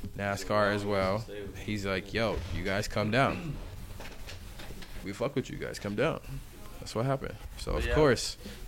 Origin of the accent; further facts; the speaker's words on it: Charlotte, North Carolina, United States; born there; I was born here in Charlotte, North Carolina.